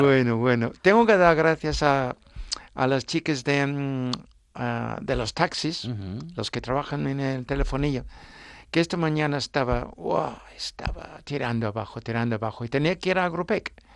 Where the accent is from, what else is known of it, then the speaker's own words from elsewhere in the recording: Suffolk, East of England, United Kingdom; Spanish is a second language; now in Asturias, Spain; mi condado es Suffolk